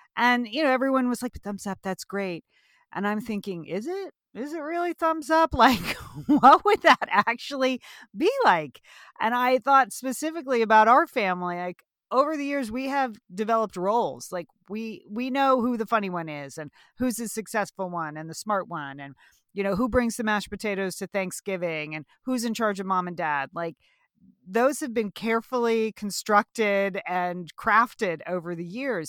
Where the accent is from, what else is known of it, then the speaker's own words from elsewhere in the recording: Southport, Connecticut, United States; I grew up in Southport, Connecticut, where the book is set